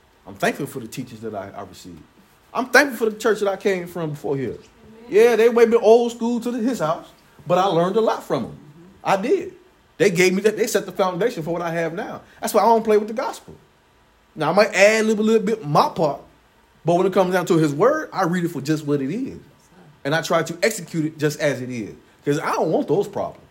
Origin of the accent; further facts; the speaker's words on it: Chicago, Illinois, United States; I was born in Chicago